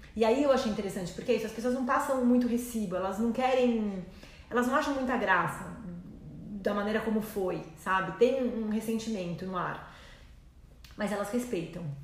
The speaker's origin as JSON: {"language": "Portuguese", "country": "Brazil", "said": "eu sou brasileira"}